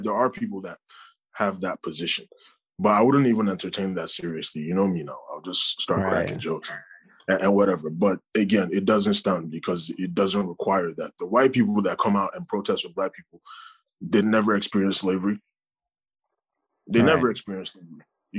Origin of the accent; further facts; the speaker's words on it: United States; as a Black man, as a Nigerian man, whatever you want to call me, as a Nigerian American man in America, I am still affected by those things.